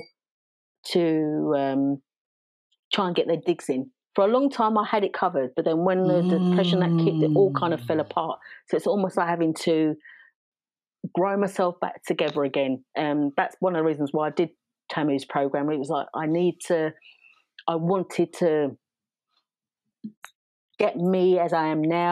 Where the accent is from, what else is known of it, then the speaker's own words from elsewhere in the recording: London, United Kingdom; I talk like this because I was raised in South East London